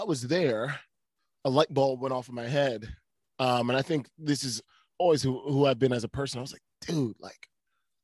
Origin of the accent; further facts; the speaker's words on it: Connecticut, United States; moved away as an adult; also born or lived in Ohio; I'm from Connecticut originally, New England cat